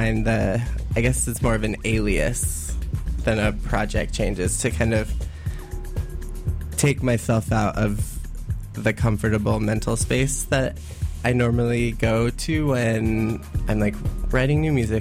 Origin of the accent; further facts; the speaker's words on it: Colorado, United States; moved away as an adult; also born or lived in East Bay, California; now in Oakland, United States; I'm from Colorado originally